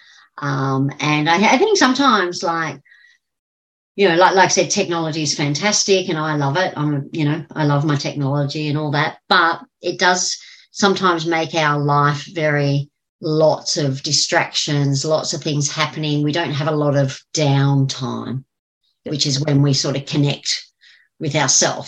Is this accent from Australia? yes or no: yes; Australia; even as an Australian, sometimes I go with the New Zealand accent.